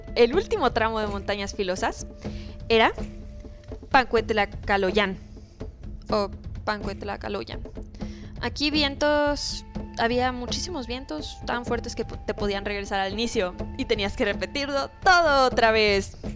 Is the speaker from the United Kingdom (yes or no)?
no; Mexico